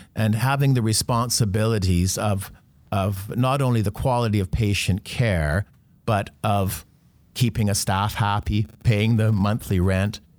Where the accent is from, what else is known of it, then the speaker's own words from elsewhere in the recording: North Vancouver, British Columbia, Canada; I grew up on the North Shore